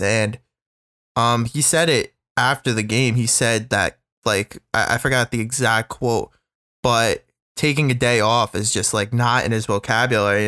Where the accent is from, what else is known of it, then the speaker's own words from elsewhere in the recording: New York, United States; as a New Yorker